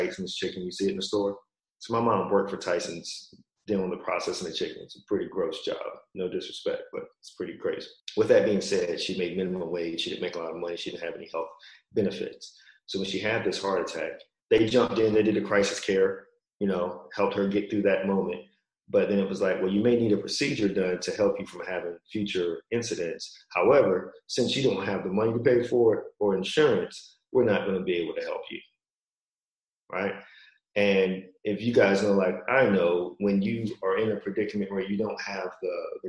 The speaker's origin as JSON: {"language": "English", "region": "Virginia", "country": "United States", "moved": "as an adult", "said": "I'm from Virginia originally"}